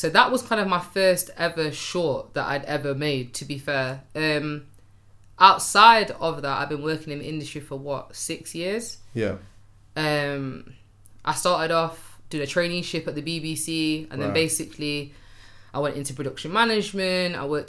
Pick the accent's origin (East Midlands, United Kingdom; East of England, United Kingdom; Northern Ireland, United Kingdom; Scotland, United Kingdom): East Midlands, United Kingdom; Derby; But I'm at my mum's, and I'm from Derby, by the way.